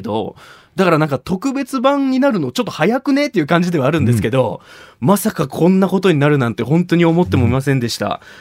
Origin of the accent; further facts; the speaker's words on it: Shimabara, Nagasaki, Japan; 高校時代に地元長崎島原の有明の体育館で